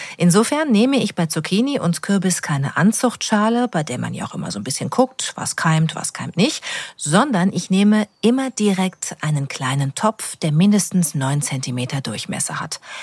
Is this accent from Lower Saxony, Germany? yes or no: no; North Rhine-Westphalia, Germany; gebürtige Westfälin